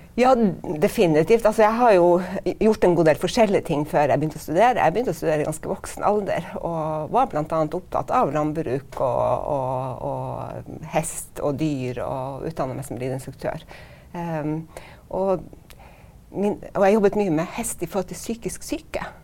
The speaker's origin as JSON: {"language": "Norwegian", "town": "Stockholm", "region": "Stockholm County", "country": "Sweden", "tie": "born or raised there", "moved": "yes", "lives_now": "Norway", "said": "jeg er født i Stockholm, og min mor er svensk"}